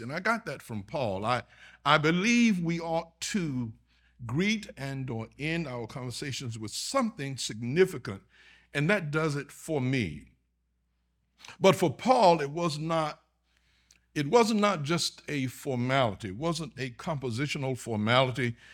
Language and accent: English; Augusta, Georgia, United States; moved away as an adult; now in Texas, United States; My home is in Georgia. I'm from Augusta, Georgia.